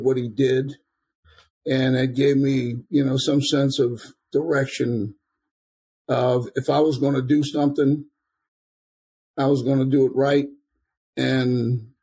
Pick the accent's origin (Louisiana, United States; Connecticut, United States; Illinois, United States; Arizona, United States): Louisiana, United States; New Orleans; I was born and raised in New Orleans